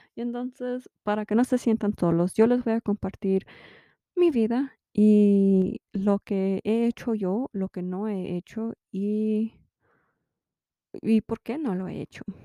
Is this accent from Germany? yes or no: no; United States; now in Utah, United States; sí soy mexicana americana, soy chicana